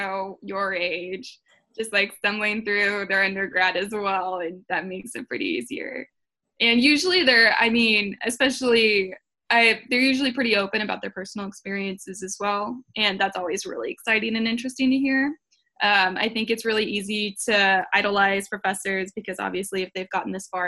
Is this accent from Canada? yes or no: no; Seattle, Washington, United States; now in Houston, United States; I'm from Seattle, Washington, but I live in Houston now